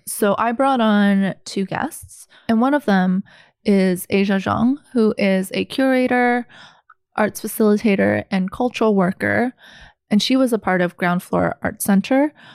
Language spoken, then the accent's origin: English; Vancouver, British Columbia, Canada; also born or lived in Guangzhou, China; I was born in Guangzhou, China, and immigrated to Vancouver when I was four